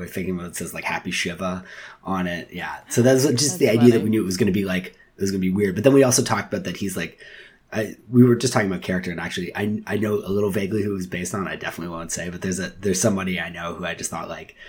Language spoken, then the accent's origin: English; Toronto, Ontario, Canada; I hate that I was born in Toronto. And like, this is the most boring city